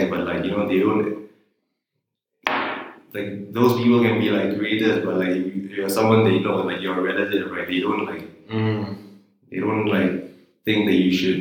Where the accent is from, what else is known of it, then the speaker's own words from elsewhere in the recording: Singapore; moved away as an adult; also born or lived in Boston, United States; now in New York City, United States; I'm from Singapore, and so I went to Berkeley, and I graduated, and so they give you like a temporary like work visa.